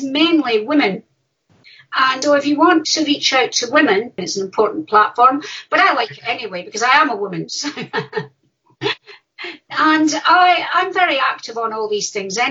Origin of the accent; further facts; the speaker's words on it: Dundee, Scotland, United Kingdom; I'm from Dundee